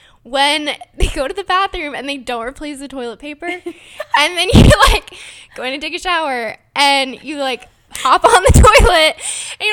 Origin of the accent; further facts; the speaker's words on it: Gilbert, Arizona, United States; I am also from Arizona, but I'm from Gilbert, so, like, we grew up on the complete opposite side of Phoenix.